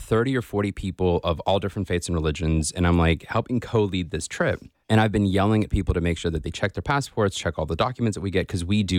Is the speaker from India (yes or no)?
yes; India; I'm from India.